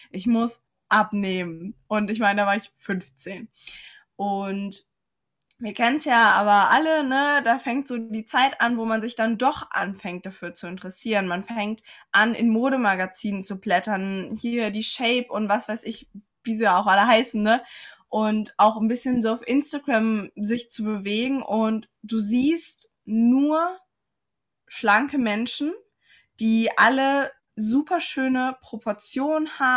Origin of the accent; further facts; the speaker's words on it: Saarland, Germany; ich komme aus dem Saarland, aus dem wunderschönen Saarland.